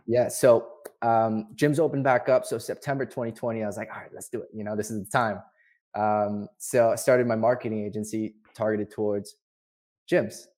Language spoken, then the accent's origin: English; Vancouver, British Columbia, Canada; now in Montreal, Canada; born and raised in Vancouver and then moved here, uh, eighteen years ago?